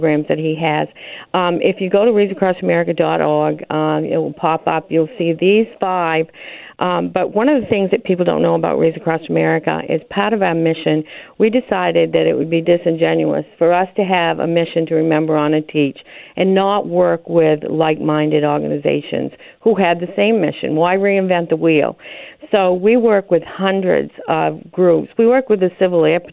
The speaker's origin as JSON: {"language": "English", "region": "Maine", "country": "United States", "said": "I'm from Maine."}